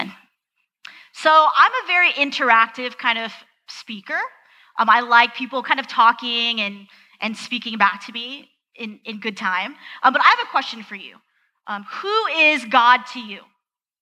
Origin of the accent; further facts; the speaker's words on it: Southern California, United States; moved away; I'm originally from Southern California